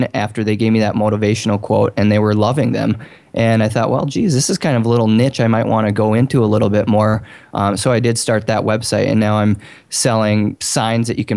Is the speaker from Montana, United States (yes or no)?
yes; Bozeman, Montana, United States; I'm from Bozeman, Montana.